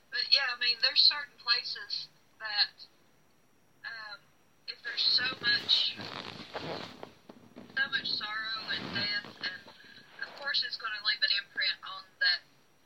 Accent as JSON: {"language": "English", "town": "Lebanon", "region": "Virginia", "country": "United States", "tie": "born or raised there", "said": "here in my hometown in Lebanon, Virginia"}